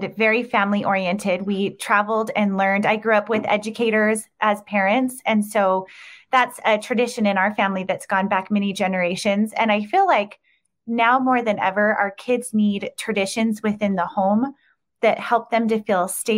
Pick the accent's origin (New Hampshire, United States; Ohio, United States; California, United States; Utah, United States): Utah, United States; I grew up in Utah